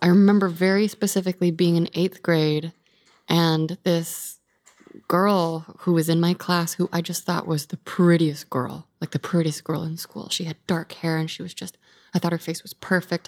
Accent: California, United States; in my hometown, it was, like, highest teen pregnancy rate in California

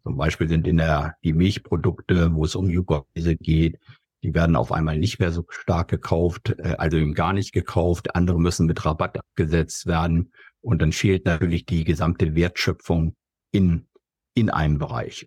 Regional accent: Germany; wir gerade als Deutsche

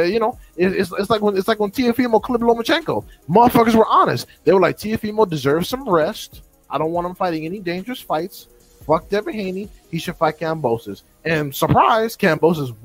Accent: California, United States; as a Californian myself

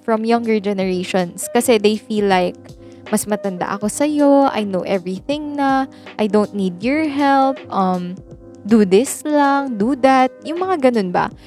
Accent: Philippines; I am pure Filipino

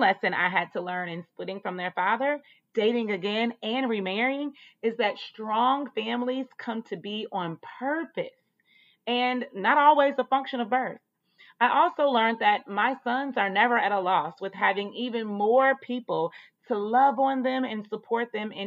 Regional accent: Atlanta, Georgia, United States; also born or lived in North Carolina; I was raised in Atlanta, and I was, but I was also born in North Carolina, and it's home

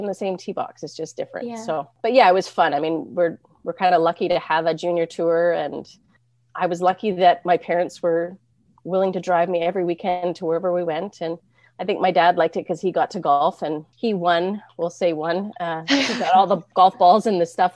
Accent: Penticton, British Columbia, Canada; growing up in Penticton

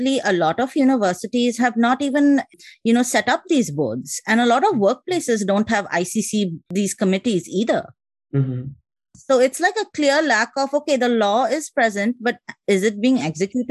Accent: Kolkata, West Bengal, India; moved away as an adult; also born or lived in Haryana / New Delhi; now in United States; I'm also from Calcutta

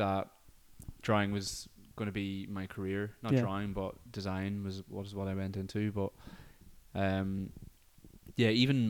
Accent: Derry, Northern Ireland, United Kingdom; because I grew up in Derry.

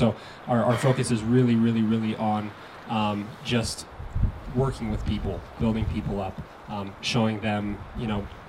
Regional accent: Colorado, United States; born and raised in Colorado.

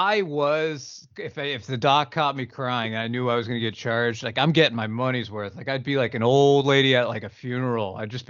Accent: New England, United States; I'm from New England and I came from a long line of people who were taught to bury their feelings

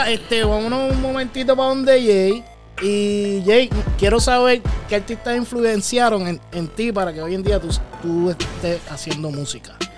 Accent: Carolina, Puerto Rico; yo soy de Carolina, de Villa Fontana y estudié con Polaco

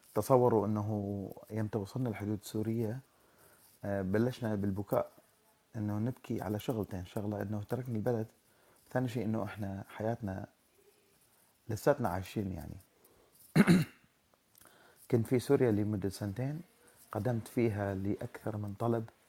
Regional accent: Iraq; moved away as an adult; انا شخص عراقي الاصل آه، كنت آه، درست في العراق وفي الجامعه

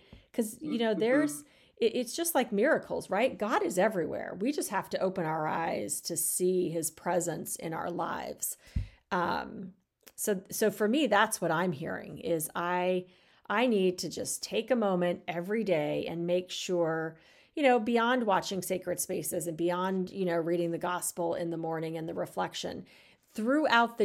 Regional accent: Arizona, United States; growing up in Arizona

